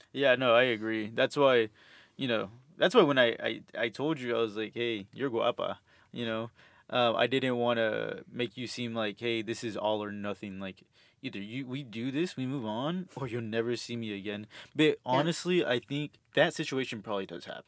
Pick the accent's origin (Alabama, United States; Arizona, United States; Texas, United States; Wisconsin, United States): Texas, United States; Houston; moved away as an adult; also born or lived in Los Angeles / El Salvador (family); now in Austin, United States; I'm from Houston originally. Um, uh, my family's from El Salvador